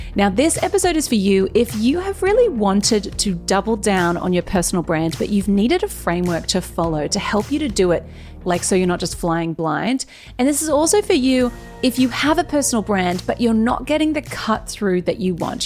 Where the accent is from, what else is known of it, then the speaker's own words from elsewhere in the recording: Newcastle, New South Wales, Australia; we are both from Newcastle. And yes. you also went to Warners Bay High, and I went to Warners Bay High.